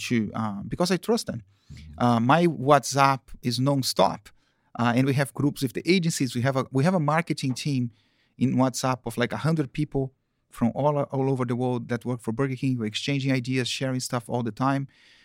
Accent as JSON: {"language": "English", "town": "Campinas", "region": "São Paulo", "country": "Brazil", "tie": "born or raised there", "also_born_or_lived": "Rio de Janeiro, Brazil", "second_language": "English", "said": "I lived in Campinas, which is the countryside of São Paulo. In São Paulo, I was born in Rio."}